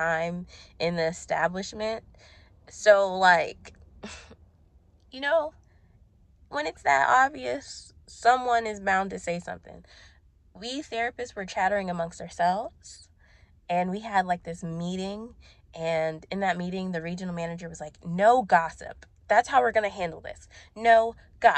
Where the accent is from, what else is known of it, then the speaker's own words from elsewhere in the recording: Ashburn, Virginia, United States; moved away; also born or lived in Brandon, Florida; I moved from Brandon, Florida to Ashburn, Virginia. Like, that breakup took me back home.